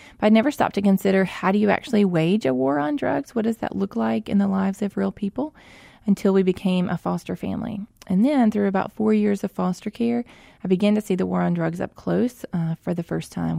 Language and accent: English; Mississippi, United States; I grew up here in Mississippi, uh, born and raised here, lived here my whole life